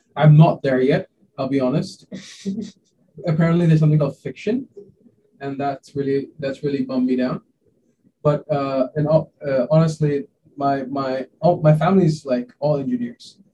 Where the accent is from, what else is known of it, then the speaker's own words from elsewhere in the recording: Hong Kong; also born or lived in India; I was born in India a uh, long time back, and then I moved to Hong Kong when I was quite young.